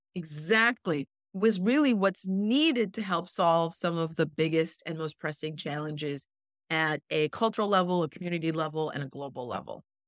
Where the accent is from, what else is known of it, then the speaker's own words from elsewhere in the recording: Canada; also born or lived in Jamaica (ancestry); now in Miami, United States; I am originally from Canada, and my family background is, uh, Jamaican on, on both sides